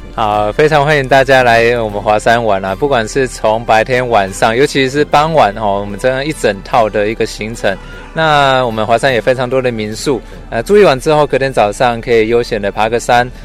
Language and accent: Chinese; Gukeng, Yunlin County, Taiwan; 我们从小在这边生活长大